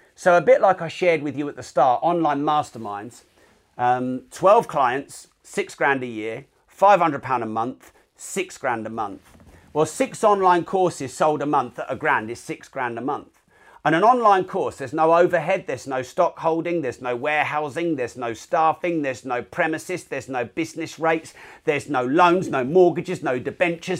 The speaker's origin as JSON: {"language": "English", "country": "United Kingdom", "said": "I'm British"}